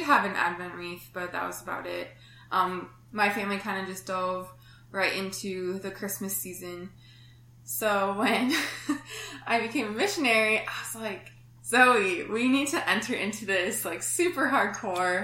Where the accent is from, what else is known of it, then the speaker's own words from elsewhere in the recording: Red Wing, Minnesota, United States; moved away as an adult; now in Indianapolis, United States; I'm originally from Red Wing, Minnesota, and I went to school there.